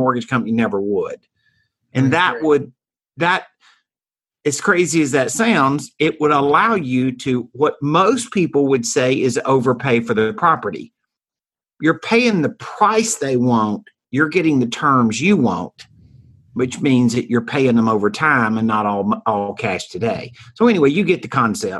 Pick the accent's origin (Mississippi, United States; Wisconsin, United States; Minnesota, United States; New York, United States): Mississippi, United States; moved away as an adult; now in Dallas-Fort Worth, United States; I started in Hattiesburg, Mississippi. I'm from Mississippi.